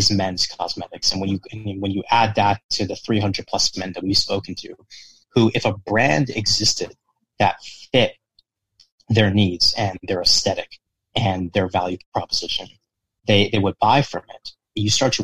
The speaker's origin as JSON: {"language": "English", "town": "Toronto", "region": "Ontario", "country": "Canada", "said": "I'm from Toronto."}